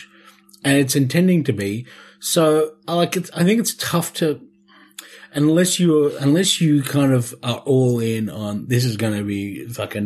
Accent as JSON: {"language": "English", "town": "Ballarat", "region": "Victoria", "country": "Australia", "tie": "born or raised there", "said": "my hometown of Ballarat"}